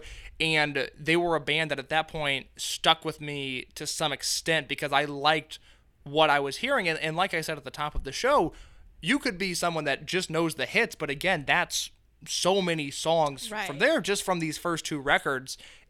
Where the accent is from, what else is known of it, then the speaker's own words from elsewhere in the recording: Indiana, United States; I'm from Indiana.